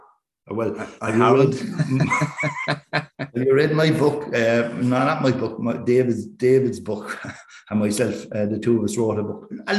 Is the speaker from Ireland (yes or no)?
yes; Wexford, Leinster, Ireland; moved away as an adult; now in Cork, Ireland; I'm from Wexford, and I have always stood up for Wexford down here, even though they've been as good as gold to me down here for 40 years.